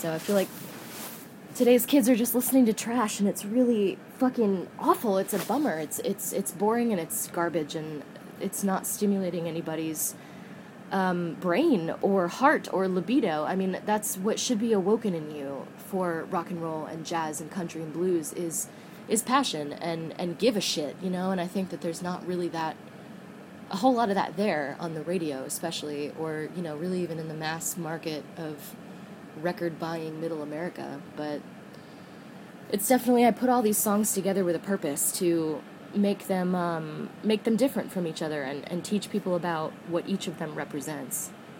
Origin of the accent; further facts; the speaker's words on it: Florida, United States; moved away; also born or lived in Boston; I grew up in Florida, not particularly liking Florida because it was so hot and touristy and flat and very strange.